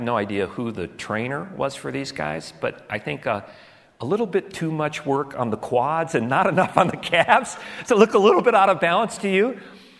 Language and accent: English; United States; How do we as American Christians see ourselves